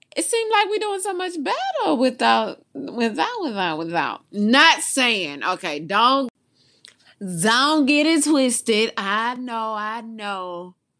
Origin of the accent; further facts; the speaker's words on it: Mobile, Alabama, United States; I'm from Mobile, the original home of Mardi Gras